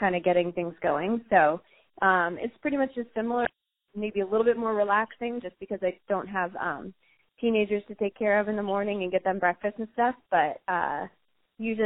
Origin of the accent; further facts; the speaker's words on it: Marblehead, Massachusetts, United States; growing up in Marblehead